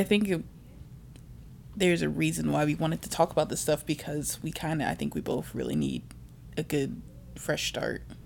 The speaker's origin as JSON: {"language": "English", "region": "Virginia", "country": "United States", "also_born_or_lived": "Chicago", "moved": "yes", "lives_now": "Bay Area, United States", "said": "I'm also originally from Virginia, but right now I live in the Bay Area for work."}